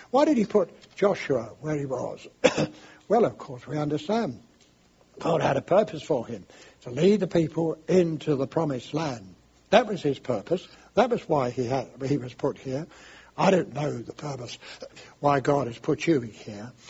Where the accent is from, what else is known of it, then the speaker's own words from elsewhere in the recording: London, United Kingdom; I'm English and I come from London, and uh, we speak in a special way there